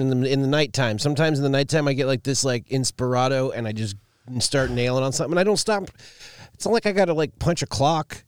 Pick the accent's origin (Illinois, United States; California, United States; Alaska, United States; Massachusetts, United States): Alaska, United States; growing up in Alaska